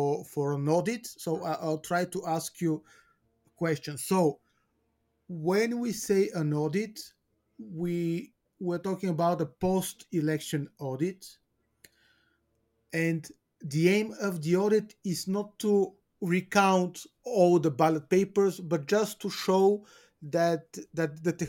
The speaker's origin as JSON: {"language": "English", "country": "Bulgaria", "said": "Albania, my home country, Bulgaria, where we are more or less walking on the same path."}